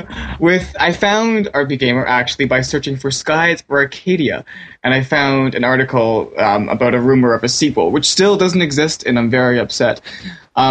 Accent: Canada; But I'm Canadian as well.

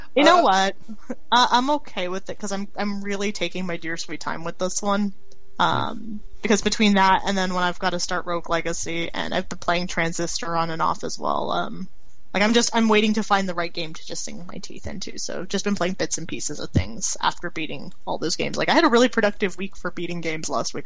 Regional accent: Canada; being Canadian myself

